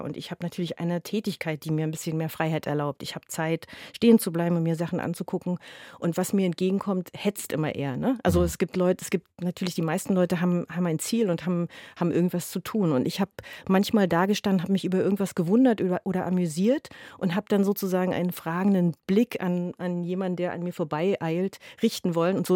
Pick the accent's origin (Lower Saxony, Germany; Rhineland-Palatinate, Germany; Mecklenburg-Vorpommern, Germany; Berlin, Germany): Berlin, Germany; zumal als Berliner gehe, also ich persönlich gerne in anderen Kiezen spazieren, weil das manchmal wie Urlaub ist